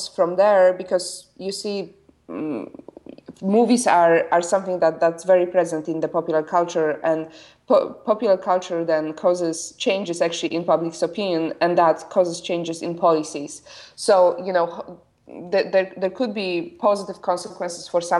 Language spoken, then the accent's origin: English; Poland; moved away as an adult; I was born and raised in Poland. I only left when I was 21.